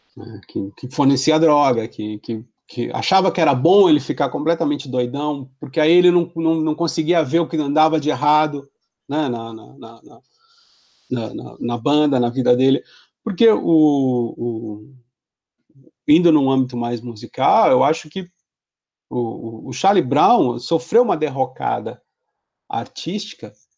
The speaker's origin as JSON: {"language": "Portuguese", "town": "Santos", "region": "São Paulo", "country": "Brazil", "said": "eu sou de Santos"}